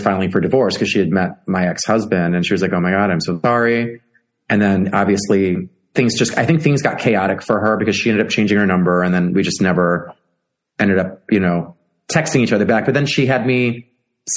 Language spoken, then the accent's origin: English; Chicago, Illinois, United States; being in Chicago for my hometown